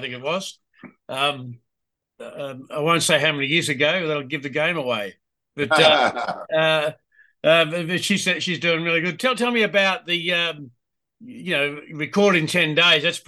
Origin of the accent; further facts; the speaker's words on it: Melbourne, Victoria, Australia; I'm from Melbourne down here in the Bohemia of the South